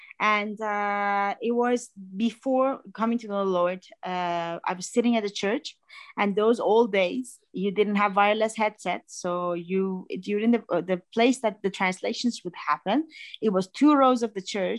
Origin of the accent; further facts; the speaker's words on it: Iran; moved away as an adult; also born or lived in Athens, Greece; So I said, I'm from Iran.